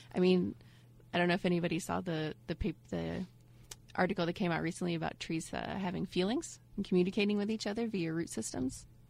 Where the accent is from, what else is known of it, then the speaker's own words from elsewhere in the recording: Ohio, United States; moved away as an adult; also born or lived in Indianapolis; now in Florida, United States; I'm from Ohio up north, and we have you know winters and snow